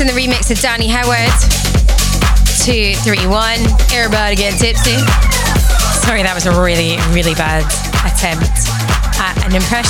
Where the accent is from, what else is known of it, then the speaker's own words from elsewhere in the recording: Glasgow, Scotland, United Kingdom; Two lads from Glasgow doing their thing. And I adore everything they do, and it's not just because they hail from my hometown.